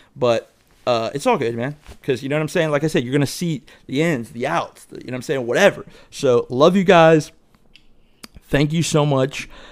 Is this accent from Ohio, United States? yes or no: yes; Dayton, Ohio, United States; I grew up in Dayton